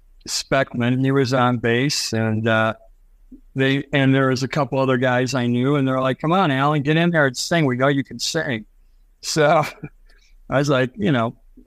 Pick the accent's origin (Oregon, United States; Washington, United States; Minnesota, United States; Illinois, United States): Illinois, United States; Chicago; We're from Chicago